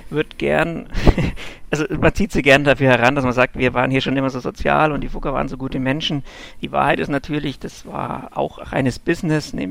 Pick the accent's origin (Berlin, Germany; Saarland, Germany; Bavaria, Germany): Bavaria, Germany; Augsburg; Hm, ich komme aus Augsburg und lebe da auch.